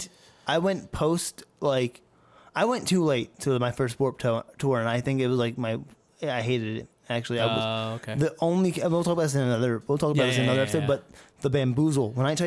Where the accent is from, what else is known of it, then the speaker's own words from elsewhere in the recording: New Jersey, United States; now in Las Vegas, United States; growing up in New Jersey, I feel like the local band scene is a lot stronger there.